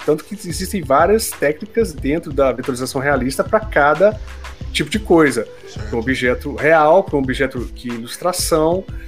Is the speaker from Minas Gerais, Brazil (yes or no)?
yes; Minas Gerais, Brazil; eu sou mineiro, eu coloco muita coisa no diminutivo